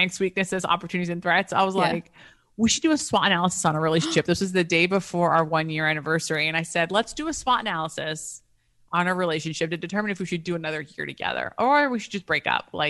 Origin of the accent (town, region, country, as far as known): United States; also born or lived in Athens, Greece